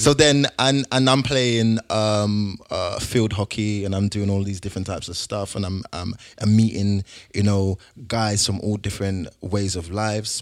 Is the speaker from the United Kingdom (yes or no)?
yes; London, United Kingdom; moved away; also born or lived in Hertfordshire; I grew up, I grew up in South London